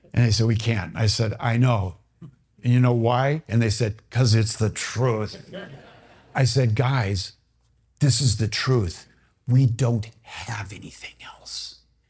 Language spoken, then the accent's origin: English; Bloomington, Minnesota, United States; I grew up in Bloomington